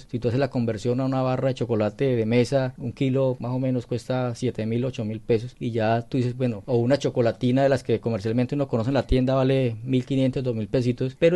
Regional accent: Colombia; El país, es decir, nosotros como colombianos estamos rankeados como uno de los productores de cacao fino y aroma.

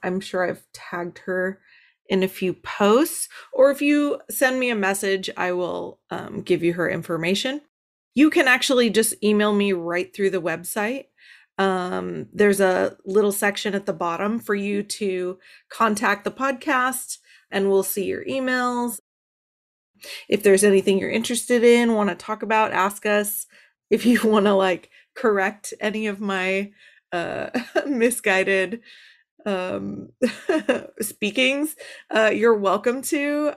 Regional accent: Los Angeles, California, United States; I am from Los Angeles

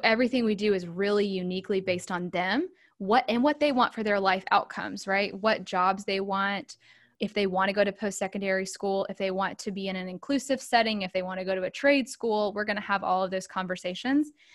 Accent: Charlotte, North Carolina, United States; moved away as an adult; now in Raleigh, United States; I'm a North Carolina native. I am from the Charlotte area. I live in Raleigh now.

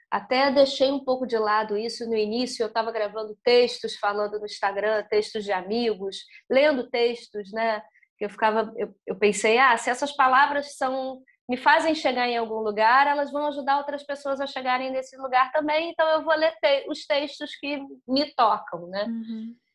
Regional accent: Brazil; Somos brasileiros

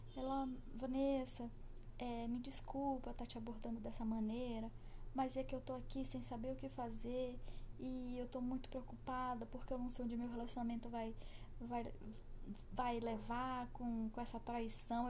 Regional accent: Brazil; eu sou brasileira

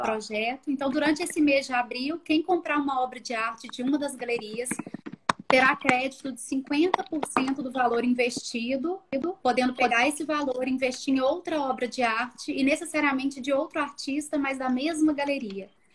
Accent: Belo Horizonte, Minas Gerais, Brazil; Eu sou de BH

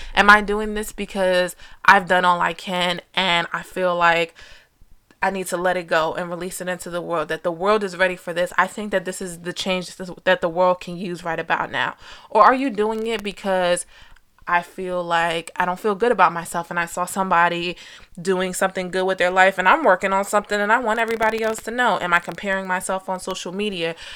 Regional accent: New Jersey, United States; I was born and raised in Jersey

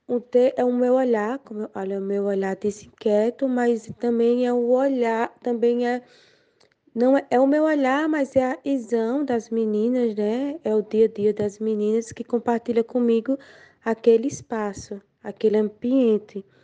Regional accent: Alagoas, Brazil; sou natural de Bateguara, Alagoas, uma cidade da Zona Tamata Mata.

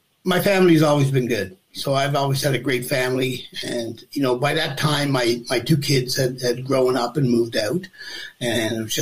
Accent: Newfoundland and Labrador, Canada; I'm a Newfoundlander.

